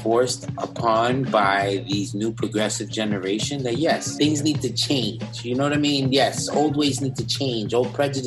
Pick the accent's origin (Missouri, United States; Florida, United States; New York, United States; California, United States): New York, United States; We're from New York